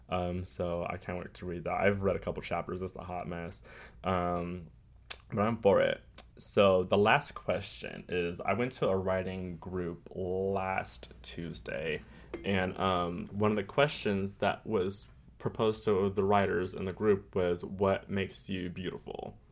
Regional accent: California, United States; I'm from California, so that's what we did.

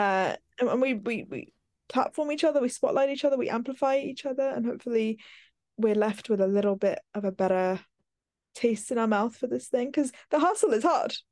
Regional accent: London, United Kingdom; accent: Americanisms; I grew up in West London

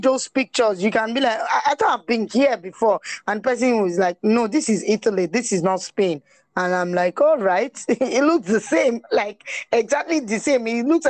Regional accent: Nigeria; as a Nigerian, even with your Nigerian passport, you will not be harassed.

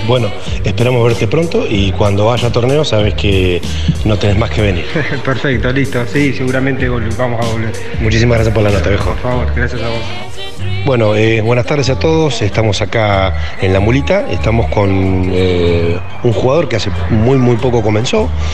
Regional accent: Tandil, Buenos Aires Province, Argentina; somos de acá de Tandil

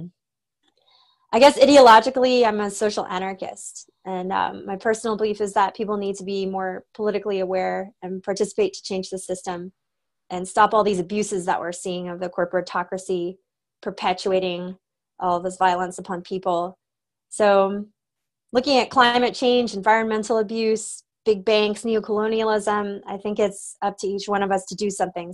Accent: Austin, Texas, United States; I grew up in Austin

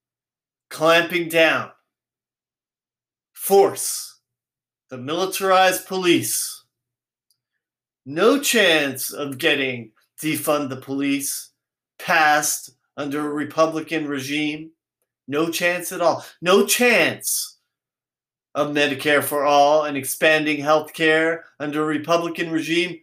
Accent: San Francisco, California, United States; I'm from San Francisco

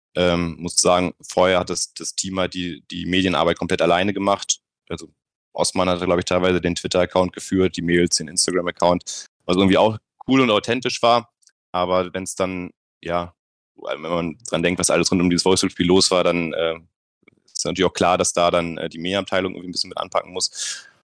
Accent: Bremen, Germany; moved away as an adult; now in Nuremberg, Germany; ich komme gebürtig aus Bremen, also eine ganz, ganz andere Ecke

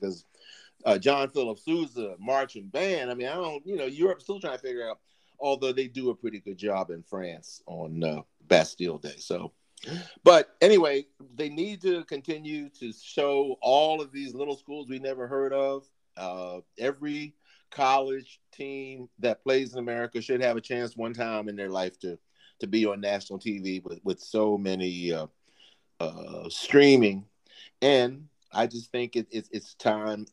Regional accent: Baltimore, Maryland, United States; moved away as an adult; also born or lived in Texas; I'm from Baltimore on the East Coast

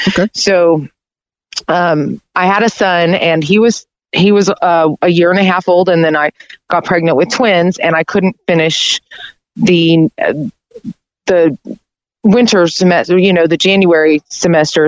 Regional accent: Conway, Arkansas, United States; also born or lived in Little Rock, Arkansas; I grew up in Conway

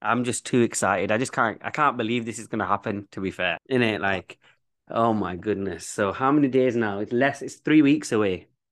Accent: Leeds, Yorkshire and the Humber, United Kingdom; accent: Bradford; I'm from Leeds

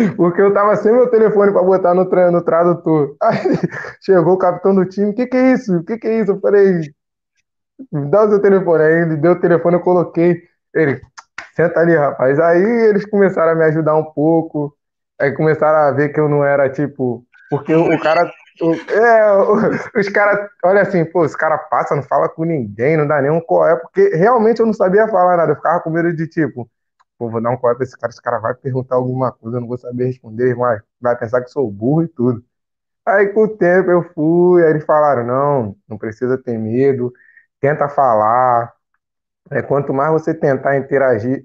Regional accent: Rio de Janeiro, Brazil; moved away as an adult; eu sou de Bangu, conjunto da Marinha, cancela preta

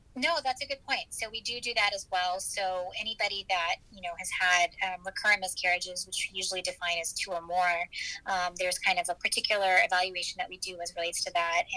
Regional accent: Michigan, United States; moved away as an adult; also born or lived in Chicago, Illinois / New York City / East Coast; now in Houston, United States; I was born in Chicago, so I'm originally a Midwesterner, um, and I grew up in Michigan

